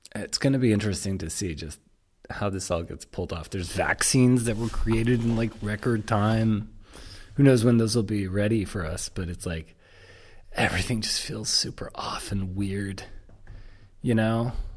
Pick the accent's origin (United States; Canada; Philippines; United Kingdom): Canada; Toronto, Ontario; I said, "Toronto."